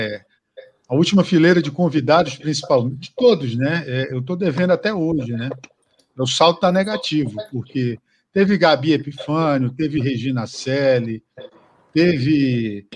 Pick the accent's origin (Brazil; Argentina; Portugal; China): Brazil; Acre; moved away; also born or lived in Rio de Janeiro; Para mim, que sou do Acre, morei no Rio